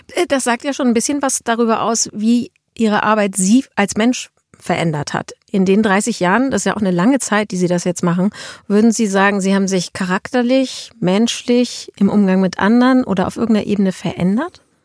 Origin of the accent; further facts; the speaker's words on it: Schleswig-Holstein, Germany; wir sind ja beide Schleswig-Holsteiner